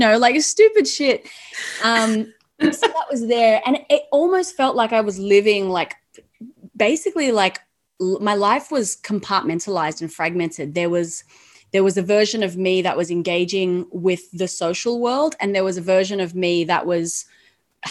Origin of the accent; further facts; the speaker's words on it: Australia; I grew up in Australia